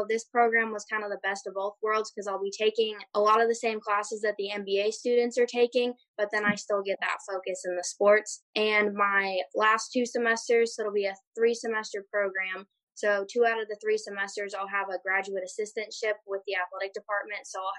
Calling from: Chelan, Washington, United States; also born or lived in Auburn, Alabama; Today I'm calling in from Chelan, Washington.

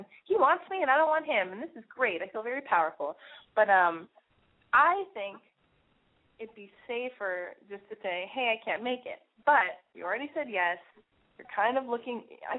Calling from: California, United States; I'm from California. I'm 20.

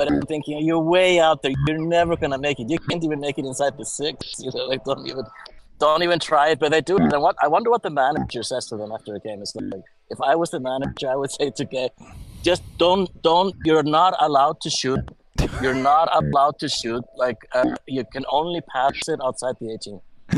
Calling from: California, United States; These are the Channel Islands out there.

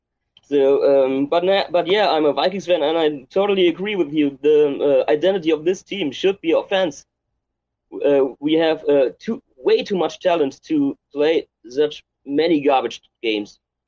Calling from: Germany; I'm calling from Germany right now.

